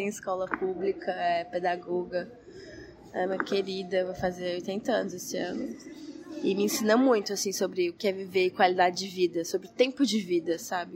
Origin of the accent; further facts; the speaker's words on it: Goiânia, Goiás, Brazil; Eu sou de Goiânia, nasci em Goiânia, Goiás